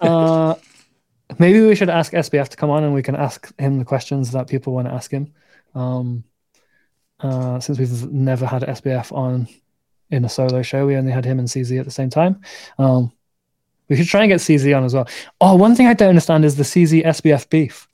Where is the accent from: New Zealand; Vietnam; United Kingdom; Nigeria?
United Kingdom; north of England; I'm English. I'm from the north of England